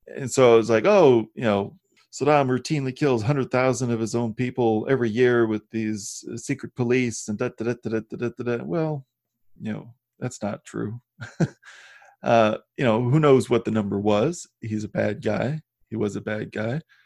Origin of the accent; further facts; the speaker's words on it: Midwest, United States; I grew up in the Midwest